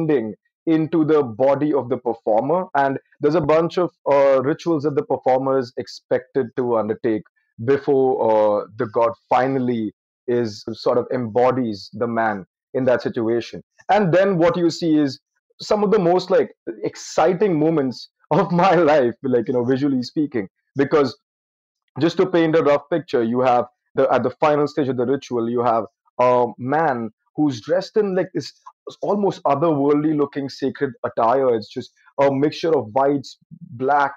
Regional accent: Mumbai, Maharashtra, India; also born or lived in Payyanur, Kerala; I grew up in Bombay, I would go back to my hometown of Payyanur, which is extremely north in the Malabar region of Kerala.

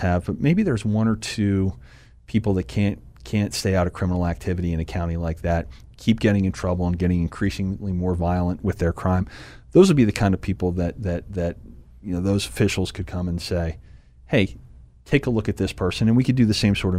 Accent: Pottsville, Pennsylvania, United States; also born or lived in West Chester, Pennsylvania / Harrisburg, Pennsylvania; I've lived here since I was 3. I was born in Westchester outside of Philadelphia, but came to Pottsville after that, and then been in the Harrisburg area since then

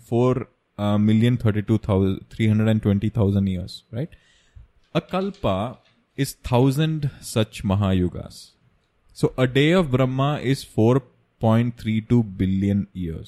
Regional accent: Kerala, India; We are from Kerala and we celebrate Onam every year.

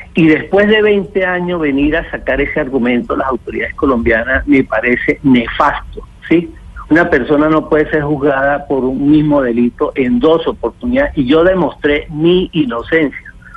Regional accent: Venezuela; El único venezolano que regresó a tierras colombianas, a la ciudad de Bogotá, a ponerse a la orden de la Fiscalía General fue este señor que le está hablando

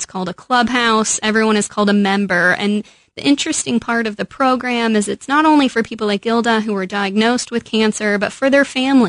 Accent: Midwest, United States; You can tell I'm from the Midwest.

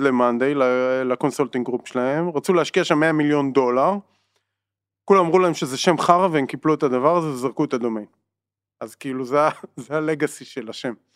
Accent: Israel; בתור ישראלים

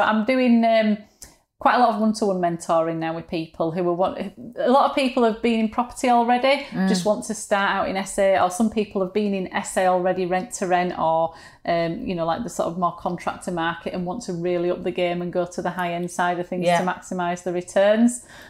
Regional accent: Yorkshire and the Humber, United Kingdom; accent: Yorkshire; sound of my own voice, you know, the Yorkshireness of it. But now I don't mind it at all. It's just my accent

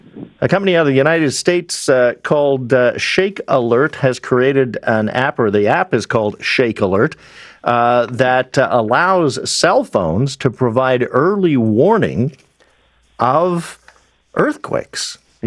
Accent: British Columbia, Canada; I grew up in British Columbia. The prevalent concern at the time was nuclear war, because I was of the generation born in the mid-60s

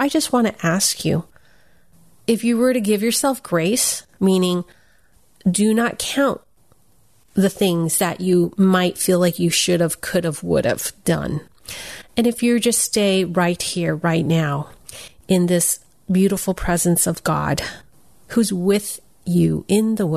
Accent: United States; I'm Chinese American

